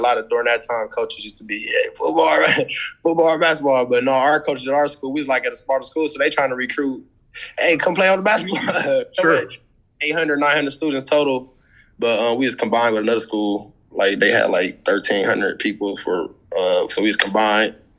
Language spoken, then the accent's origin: English; Milwaukee, Wisconsin, United States; moved away as an adult; also born or lived in St. Cloud, Minnesota; I came from Milwaukee, Wisconsin, and I went to school in St. Cloud, Minnesota